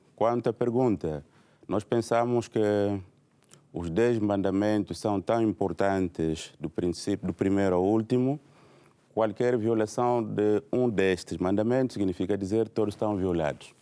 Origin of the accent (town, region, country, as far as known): Angola